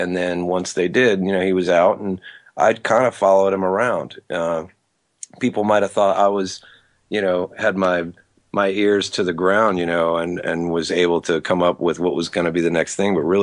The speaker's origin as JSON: {"language": "English", "region": "Georgia", "country": "United States", "tie": "born or raised there", "also_born_or_lived": "Metuchen, New Jersey / Tampa, Florida / St. Petersburg, Florida / Los Angeles, California", "said": "I'm just a little redneck from Georgia"}